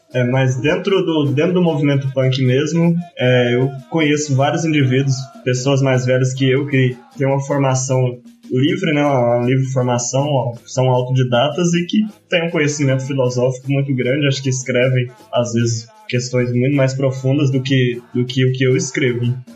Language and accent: Portuguese; Cerrado, Brazil; pelo cerrado onde me criei, onde meu pai me apresentou frutos